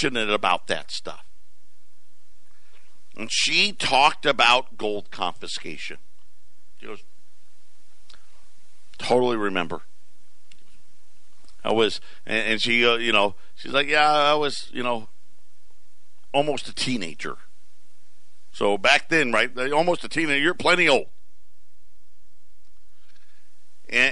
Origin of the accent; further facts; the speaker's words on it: Syracuse, New York, United States; moved away; born and raised in Syracuse